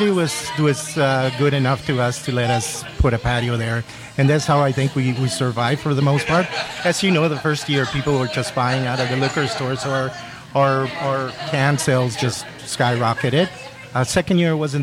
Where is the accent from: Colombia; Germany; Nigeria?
Colombia; now in Vancouver, Canada; we're both born in Colombia